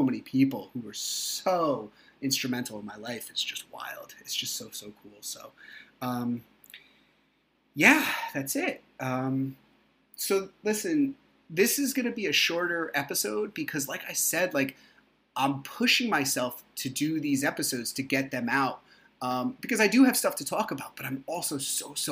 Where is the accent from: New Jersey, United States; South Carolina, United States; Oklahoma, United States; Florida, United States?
New Jersey, United States; I'm from New Jersey